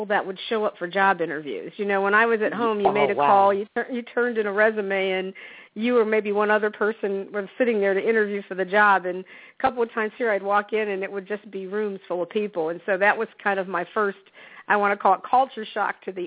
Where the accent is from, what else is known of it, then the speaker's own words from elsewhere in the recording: Akron, Ohio, United States; I was born, raised in the Midwest in Akron, Ohio.